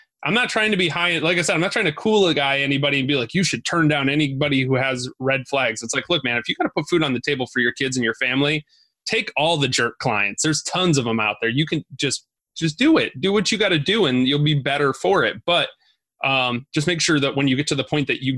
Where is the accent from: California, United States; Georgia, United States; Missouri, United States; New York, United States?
New York, United States; Binghamton; also born or lived in Syracuse, New York; I grew up in Binghamton in Syracuse